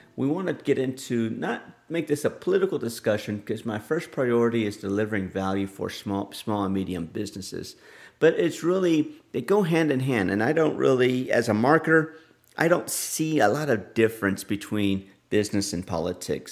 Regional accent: Texas, United States; my home state of Texas

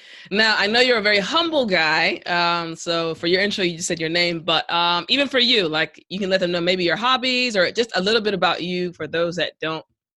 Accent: Maryland, United States; I'm from Maryland

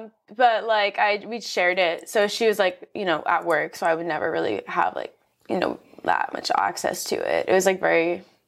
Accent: Nassau County, Long Island, New York, United States; So I'm from Long Island and I grew up like in Nassau County, so like right on the corner of Queens. So I was very close to the city always.

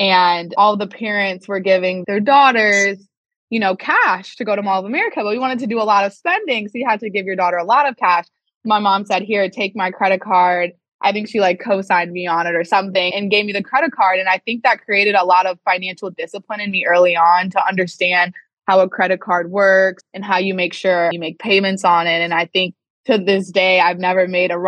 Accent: Chicago, Illinois, United States; moved away as an adult; also born or lived in Indiana / Boston; I'm originally a Chicago native, born and raised in the Chicago suburbs.

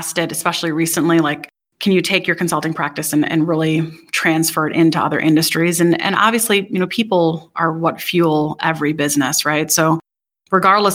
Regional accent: Wisconsin, United States; So I grew up in Wisconsin, graduated University of Wisconsin-Madison

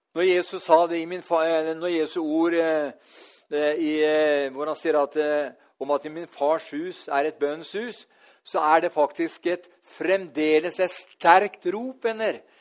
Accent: Norway; her hjemme i Norge

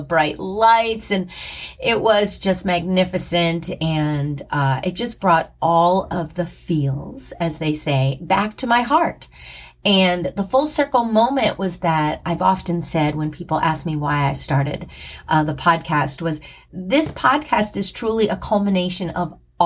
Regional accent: New Jersey, United States; moved away as an adult; also born or lived in New York City; now in US South; I grew up in the country in New Jersey, a tiny little town called Surgeonsville

